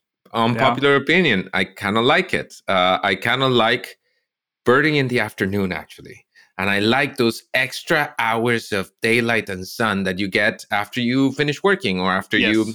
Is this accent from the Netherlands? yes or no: no; Costa Rica; moved away as an adult; now in Canada; they tried this in Costa Rica once when I was a kid, and we all hated it.